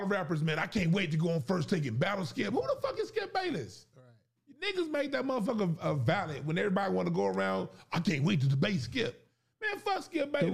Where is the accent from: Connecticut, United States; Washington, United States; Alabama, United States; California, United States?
California, United States; Los Angeles; I grew up in South Central LA, them churches